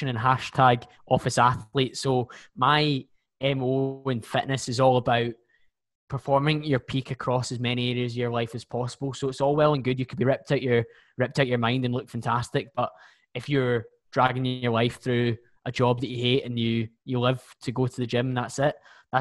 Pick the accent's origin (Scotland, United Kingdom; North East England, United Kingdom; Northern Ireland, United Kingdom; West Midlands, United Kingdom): Scotland, United Kingdom; Bearsden; I'm 28 from Bearsden, just outside Glasgow